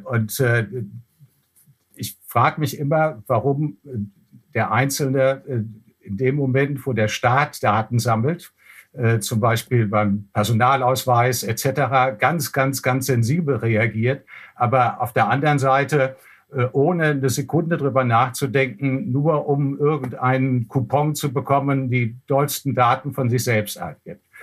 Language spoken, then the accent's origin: German; Germany; wir als Deutsche